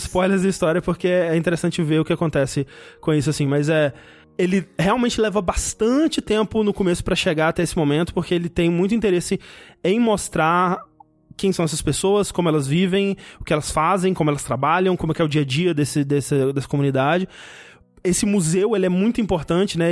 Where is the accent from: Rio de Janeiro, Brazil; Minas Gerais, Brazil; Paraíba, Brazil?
Minas Gerais, Brazil; interior of; eu nasci no interior de Minas Gerais